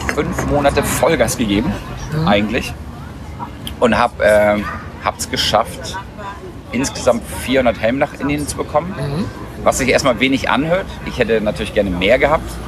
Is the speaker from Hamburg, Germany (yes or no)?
yes; Hamburg, Germany; wir sind auf dem Land aufgewachsen. Mhm. Also Randgebiet, Ohlstedt, Dudenstedt, das ist eine ganz schöne Ecke außerhalb von Hamburg